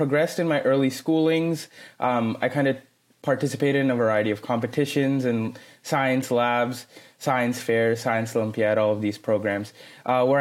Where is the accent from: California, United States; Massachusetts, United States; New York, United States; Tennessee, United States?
California, United States; Fremont; now in Sacramento, United States; I mainly grew up in Fremont, California, which is a town in the California Bay Area, not far from San Jose